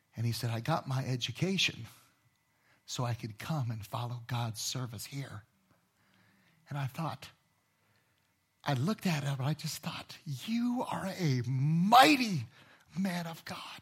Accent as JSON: {"language": "English", "town": "Inglewood", "region": "California", "country": "United States", "tie": "born or raised there", "also_born_or_lived": "Los Angeles", "moved": "yes", "said": "I grew up in Inglewood"}